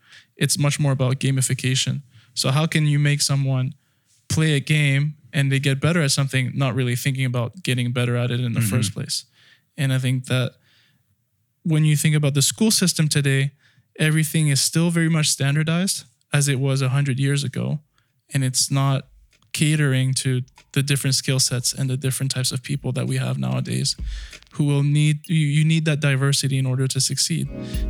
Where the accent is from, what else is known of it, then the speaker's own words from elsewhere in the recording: France; moved away; also born or lived in United Kingdom / United States; Well, I grew up in France, and then I grew up in the UK, and then I went to school in the US.